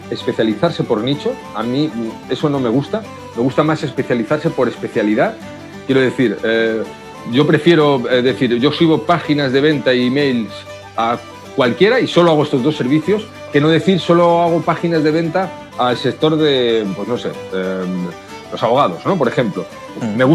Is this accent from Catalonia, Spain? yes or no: no; Madrid, Community of Madrid, Spain; Sí, yo voy a Madrid a menudo, sí, soy madrileño, nací en Madrid, lo que pasa es que he estado por, muchos sitios, he ido muchos años fuera